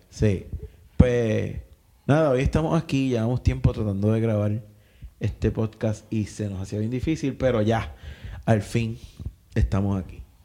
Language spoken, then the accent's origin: Spanish; Coamo, Puerto Rico; yo soy de Coamo